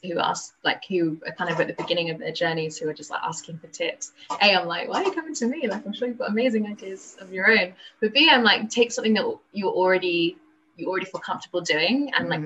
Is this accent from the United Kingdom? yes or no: yes; London, United Kingdom; I'm from London